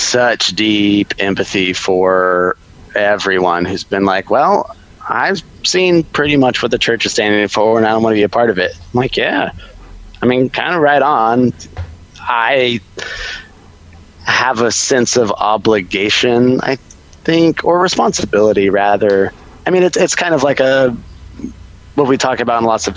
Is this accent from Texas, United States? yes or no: yes; Austin, Texas, United States; I grew up in Texas, so that was in Austin